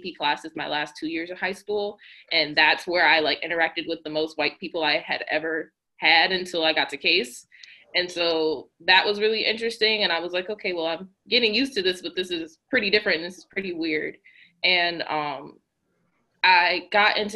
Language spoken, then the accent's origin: English; Cleveland, Ohio, United States; I'm from Cleveland